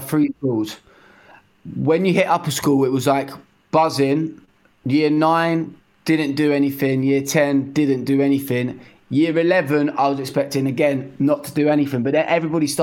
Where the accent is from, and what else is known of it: Bedford, East of England, United Kingdom; moved away